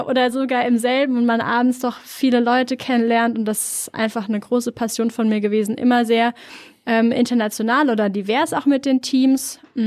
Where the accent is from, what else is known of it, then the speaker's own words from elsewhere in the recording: near Frankfurt am Main, Hesse, Germany; also born or lived in Norway; now in Berlin, Germany; Ich komme ursprünglich aus der Nähe von Frankfurt, Frankfurt am Main